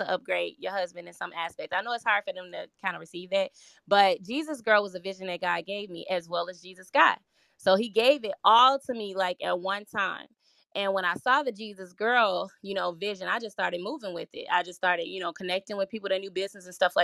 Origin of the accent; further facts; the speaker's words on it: Gary, Indiana, United States; moved away as an adult; also born or lived in Chicago, Illinois; now in Minnesota, United States; So I was born in Chicago, Illinois. I moved to Gary, Indiana when I was 9 years old. And then following living there for an extended period of time, about 28, I decided to move to Minnesota